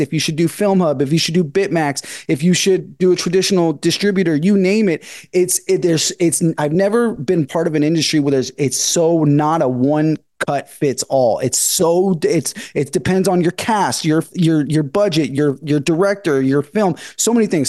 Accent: Northern California, United States; moved away as an adult; now in Los Angeles, United States; I'm from Northern California. I've been in LA for about 10 years

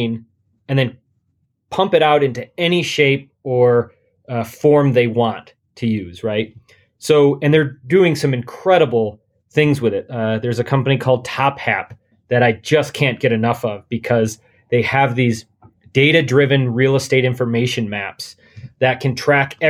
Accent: Caledonia, New York, United States; now in Northern California, United States; I loved growing up in a small town

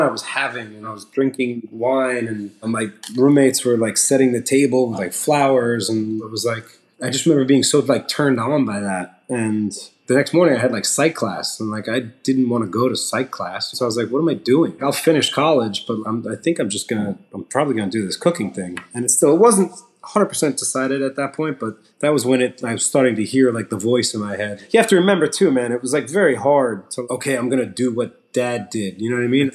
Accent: Long Island, New York, United States; we grew up in Long Island so I wasn't like a city kid

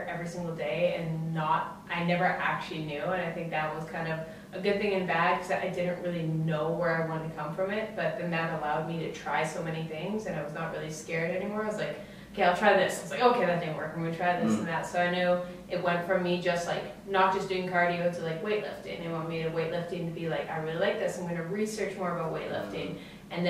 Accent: Edmonton, Alberta, Canada; I was from Edmonton. I had a great childhood.

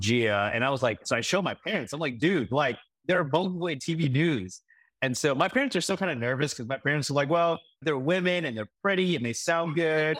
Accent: Saint Paul, Minnesota, United States; moved away as an adult; now in Des Moines, United States; I grew up in East Saint Paul

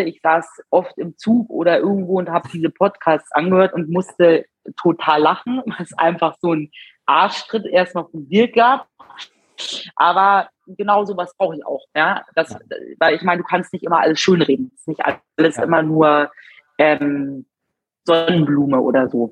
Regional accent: Munich, Bavaria, Germany; Ich bin 34 Jahre und ich komme aus München

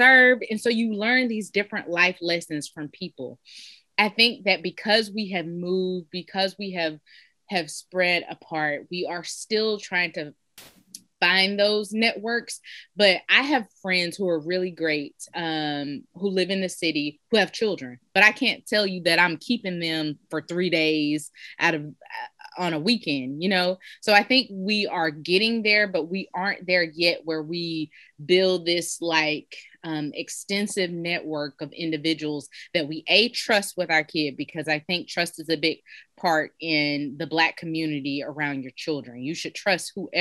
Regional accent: Georgia, United States; growing up in Georgia, I had people who I call auntie who weren't related to me.

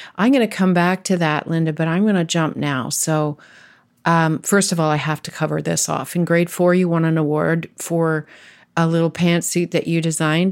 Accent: Ontario, Canada; I was raised in Ontario

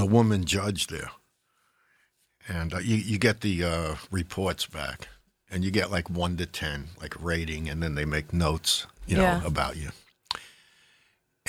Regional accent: Commack, New York, United States; accent: New Yorker; also born or lived in Brooklyn, New York / Kansas City, Missouri / North Carolina; I went to high school, you know, school and high school after that in Commack, New York

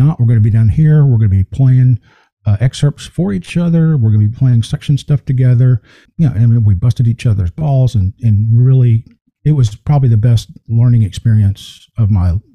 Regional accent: Mississippi, United States; moved away as an adult; I grew up in Mississippi

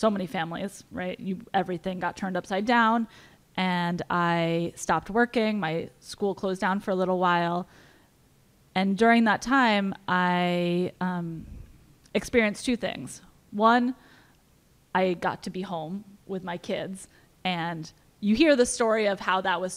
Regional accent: New London, Connecticut, United States; I'm from New London

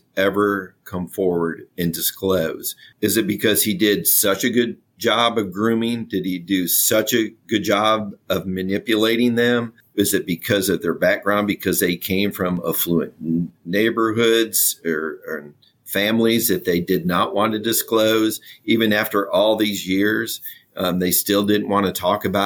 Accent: Michigan, United States; now in Nashville, United States; I'm from Michigan

